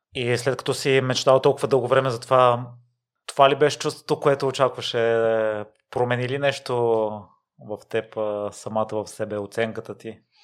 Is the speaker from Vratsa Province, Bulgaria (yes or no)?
yes; Kozloduy, Vratsa Province, Bulgaria; Аз съм от Козводой, от същия район